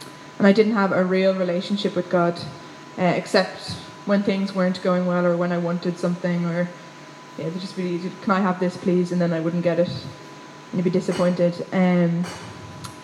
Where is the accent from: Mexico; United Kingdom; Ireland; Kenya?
Ireland; Wicklow, Leinster; now in Dublin, Ireland; I'm from Wicklow